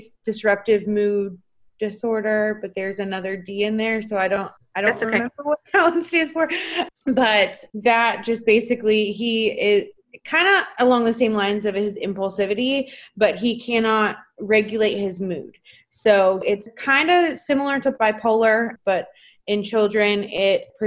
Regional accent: Washington, United States; now in Texas, United States; my home state of Washington

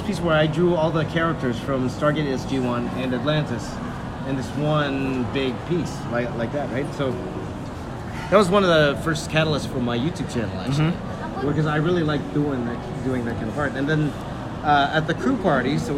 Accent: Toronto, Ontario, Canada; Toronto, Canada. I was born there

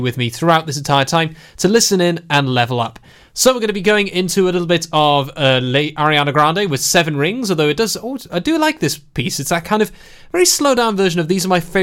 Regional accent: Pembrokeshire, Wales, United Kingdom; I'm from Pembrokeshire

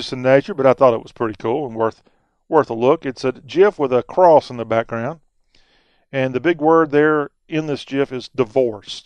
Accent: near Leesville, South Carolina, United States; now in Georgia, United States; not far from my hometown is a poultry festival, but that's not necessarily fried chicken. It celebrates all chicken because it's a big chicken-producing town in Leesville, South Carolina

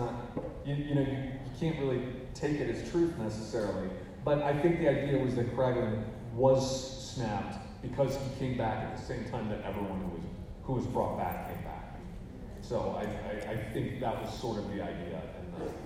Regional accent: Missouri, United States; I grew up in Missouri

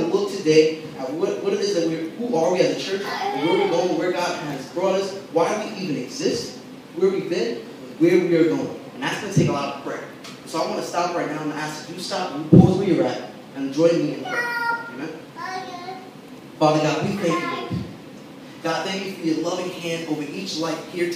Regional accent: New York City, New York, United States; I grew up in Brooklyn, never lived anywhere else outside the city

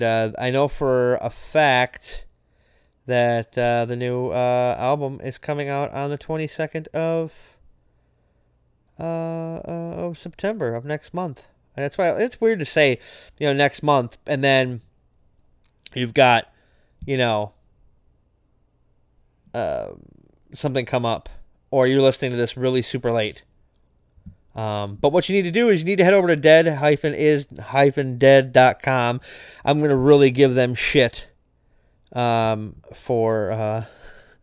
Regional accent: Racine, Wisconsin, United States; here in my hometown of Racine

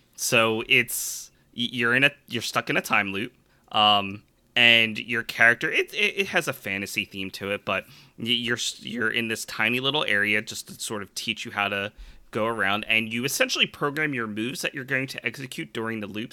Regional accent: Philadelphia, Pennsylvania, United States; I'm a Philadelphian

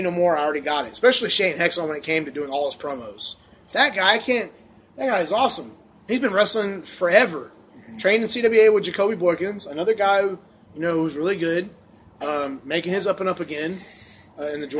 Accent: United Kingdom; I'm British

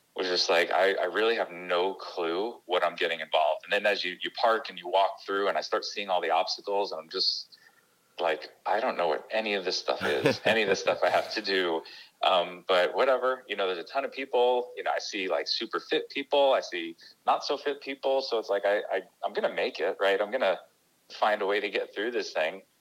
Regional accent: New York, United States; also born or lived in Connecticut; I grew up in on the East Coast in New York

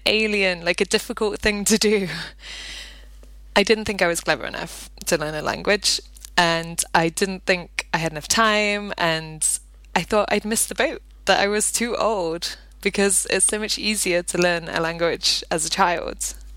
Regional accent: Nottingham, East Midlands, United Kingdom; moved away as an adult; now in Pembrokeshire, United Kingdom; I'm from Nottingham originally, and when I first moved to Pembrokeshire here a decade ago

